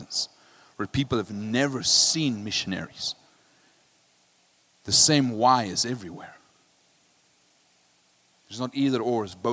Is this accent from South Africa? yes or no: yes; South Africa; I'm from South Africa